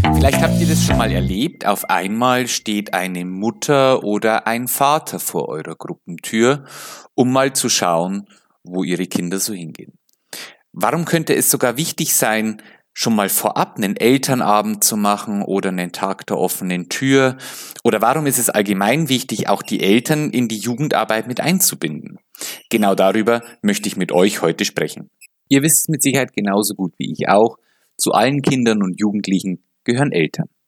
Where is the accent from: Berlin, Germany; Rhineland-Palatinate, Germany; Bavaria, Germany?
Bavaria, Germany; also ich komme ja aus Bayern